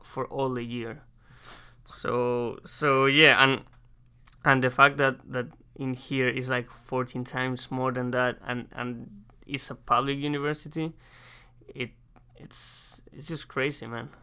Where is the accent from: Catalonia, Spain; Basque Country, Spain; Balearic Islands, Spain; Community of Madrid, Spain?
Community of Madrid, Spain; Madrid; English is a second language; moved away as an adult; now in United States; I'm from Madrid, Spain.